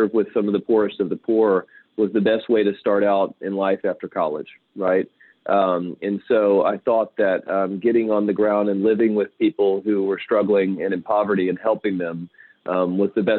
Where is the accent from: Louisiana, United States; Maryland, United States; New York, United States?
Louisiana, United States; Growing up in Louisiana, I spent a lot of time in the swamps, and so I grew up eating a lot of crawfish.